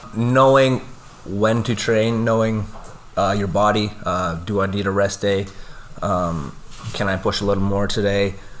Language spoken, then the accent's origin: English; Lloydminster, Canada; Born and raised in Lloyd, um, which uh, there's not too many of us anymore